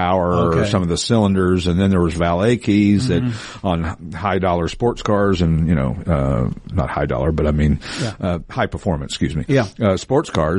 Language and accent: English; Knoxville, Tennessee, United States; now in Los Angeles, United States; growing up in Knoxville, Tennessee